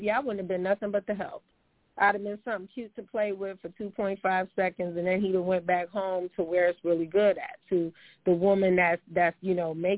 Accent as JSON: {"language": "English", "region": "New York", "country": "United States", "also_born_or_lived": "California", "said": "I'm a New Yorker, I'm a New York girl"}